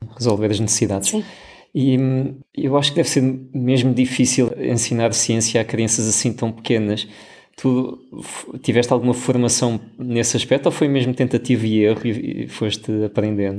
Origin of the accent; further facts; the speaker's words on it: Portugal; moved away; da nossa herança enquanto portugueses